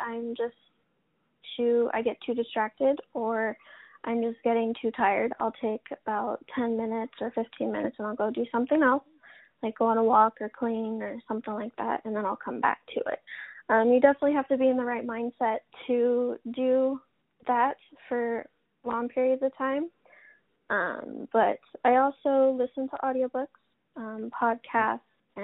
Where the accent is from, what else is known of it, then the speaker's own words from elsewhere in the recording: Colorado, United States; moved away as an adult; now in Oregon, United States; I was born and raised in Colorado. I was there until I was about 20, and I decided, with a few events that happened in Colorado, I decided to move to Oregon for a new start